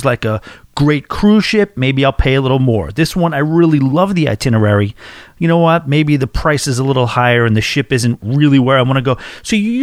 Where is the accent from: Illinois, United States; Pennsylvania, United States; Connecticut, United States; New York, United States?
New York, United States; I'm from New York